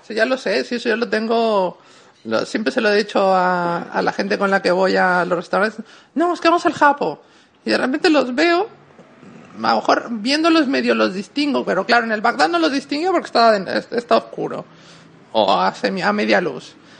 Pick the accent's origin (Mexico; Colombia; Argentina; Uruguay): Mexico; now in Spain; En México yo puedo decir que en mis orígenes tal, a ver, vengo de donde vengo